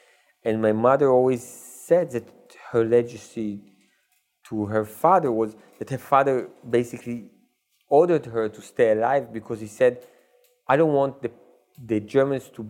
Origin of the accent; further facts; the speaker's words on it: Israel; when I was young, we had in Israel the show Faulty Towers